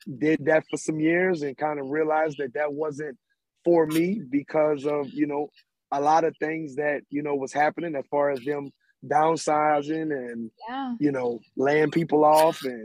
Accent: New Orleans, Louisiana, United States; I'm originally from the 7 Ward. You know, if we talking wards and we talking locations in New Orleans, I'm from the 7 Ward.

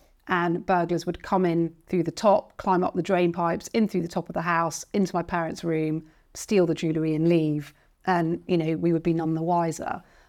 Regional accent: London, United Kingdom; I asked this question because I grew up in Winnington Road and I remember growing up on that street as a child.

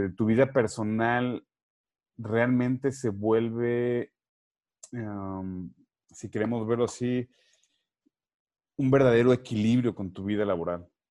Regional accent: Mexico; moved away as an adult; also born or lived in Costa Rica; yo soy mexicano de nacimiento, sin embargo, yo siempre he dicho que soy mexicanitico, porque a la edad de 22 años llegué a Costa Rica

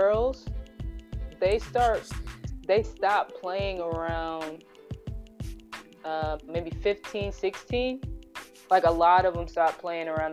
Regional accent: California, United States; I grew up in California

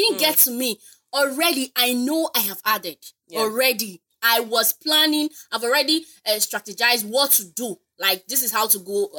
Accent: Lagos, Nigeria; I grew up in Ajegunle.

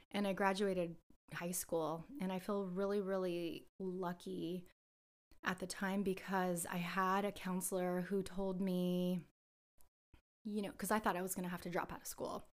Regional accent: San Jose, California, United States; I was born here in San Jose, and I grew up before San Jose was Silicon Valley

